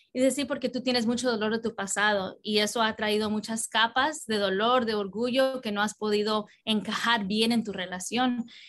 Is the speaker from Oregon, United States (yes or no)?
no; Southern California, United States; also born or lived in New York / Colombia (parents); a los cuatro años vine a vivir en California y eh, casi siempre en el sur de California